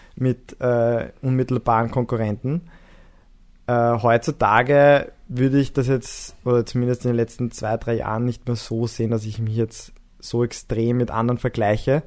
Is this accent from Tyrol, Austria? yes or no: no; Vienna, Austria; bei uns in der Siedlung, wo ich aufgewachsen bin, im 14. Bezirk